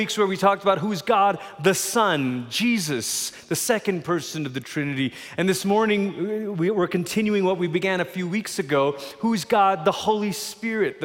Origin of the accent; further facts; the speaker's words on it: Malaysia; now in Colorado Springs, United States; I grew up in Malaysia. That's where I'm from